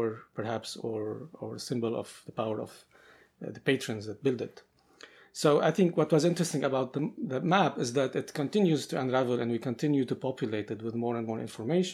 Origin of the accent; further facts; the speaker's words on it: Beirut, Beirut Governorate, Lebanon; both of Makrem and I grew up in Beirut and in Lebanon during kind of years of conflict